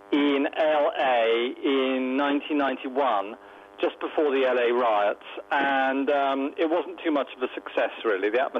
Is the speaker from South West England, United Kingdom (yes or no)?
no; London, United Kingdom; now in North Wales, United Kingdom; I originally come from west London